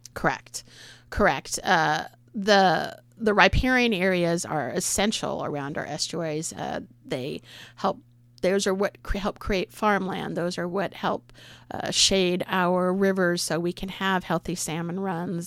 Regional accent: San Jose, California, United States; moved away as an adult; also born or lived in San Luis Obispo, California / eastern Oregon / Nehalem, Oregon; now in Oregon, United States; I was born in San Jose

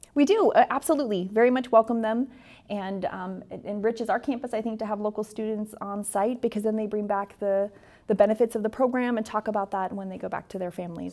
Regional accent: Astoria, Oregon, United States; I am born and raised in Astoria

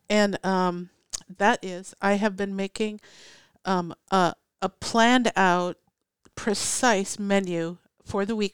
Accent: Minnesota, United States; now in Oregon, United States; when I first moved to Oregon, it was it was such a relaxed thing. I came from Minnesota

